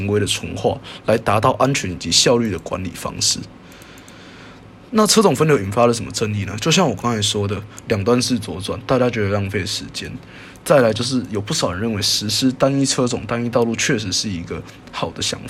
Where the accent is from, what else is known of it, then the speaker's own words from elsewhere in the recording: Taiwan; 身为一个台湾人